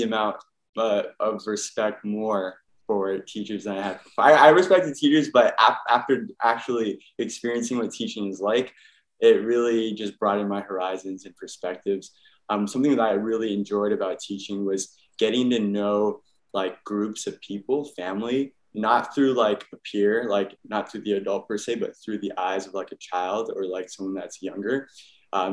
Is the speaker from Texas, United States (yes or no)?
no; Oahu, Hawaii, United States; I actually grew up on the island Oahu in Hawaii